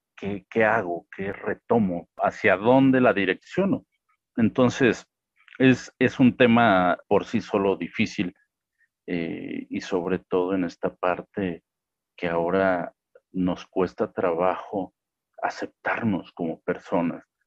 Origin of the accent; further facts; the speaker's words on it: Mexico; aquí en México la licenciatura en Derecho